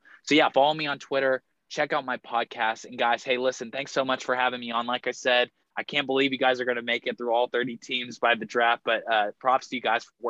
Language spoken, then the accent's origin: English; Houston, Texas, United States; I'm from Houston